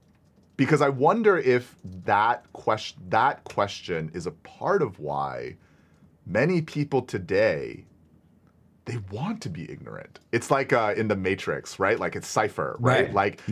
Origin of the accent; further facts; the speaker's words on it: Singapore; I'm from Singapore. It's a different country.